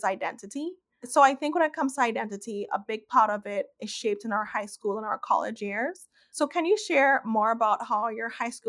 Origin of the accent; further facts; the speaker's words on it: Trinidad & Tobago; moved away as an adult; I grew up in Trinidad. I grew up in the Caribbean. I was there till I was 19.